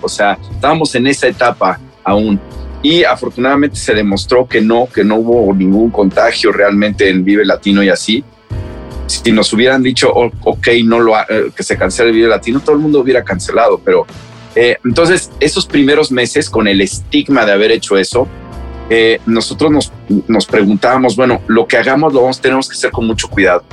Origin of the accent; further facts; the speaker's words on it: Mexico; somos mexicanos